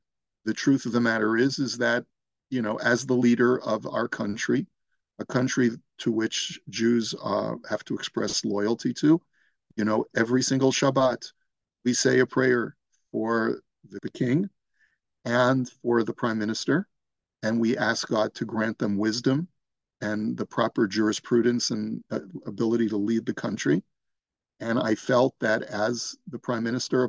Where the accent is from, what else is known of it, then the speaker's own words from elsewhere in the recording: United States; now in Toronto, Canada; I'm an American originally